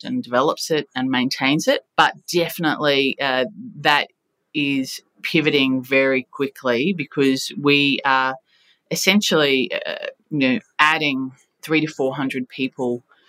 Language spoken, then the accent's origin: English; Australia; We are fiercely proud and patriotic Australians